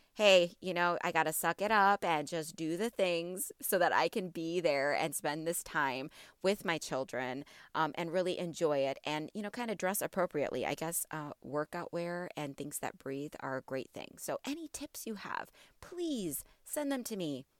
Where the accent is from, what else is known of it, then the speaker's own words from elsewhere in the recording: border of Illinois and Wisconsin, Midwest, United States; moved away as an adult; now in Houston, United States; I'm from the Midwest. Okay, I am from the border of Illinois and Wisconsin